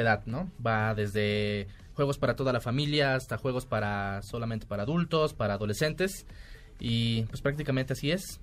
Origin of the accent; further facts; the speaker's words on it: Córdoba, Veracruz, Mexico; now in Mexico City, Mexico; cuando llegué yo aquí a la Ciudad de México, porque soy de Córdoba, Veracruz, orgullosamente.